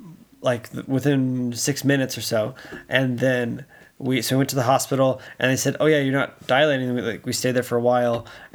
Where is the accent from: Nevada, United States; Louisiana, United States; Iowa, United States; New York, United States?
Louisiana, United States; my hometown in Louisiana